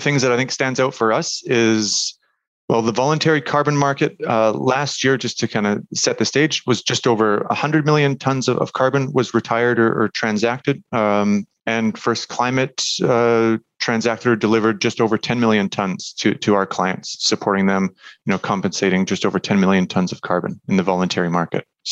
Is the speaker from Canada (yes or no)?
yes; Canada; moved away as an adult; also born or lived in Munich, Germany; now in Germany; I'm Canadian, actually, in Germany right now.